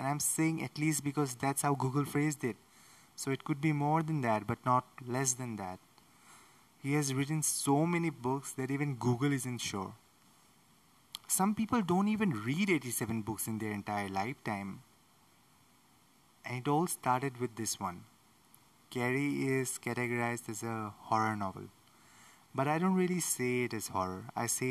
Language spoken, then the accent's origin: English; India; I'm from India